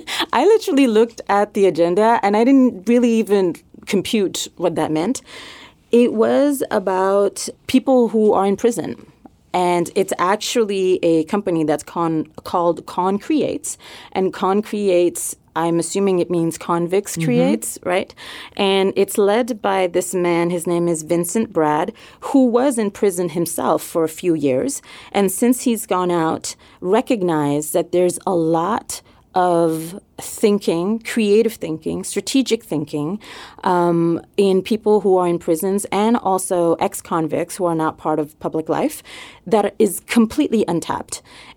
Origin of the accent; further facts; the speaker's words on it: Montreal, Quebec, Canada; accent: French; moved away; So yes, I'm originally from Montreal.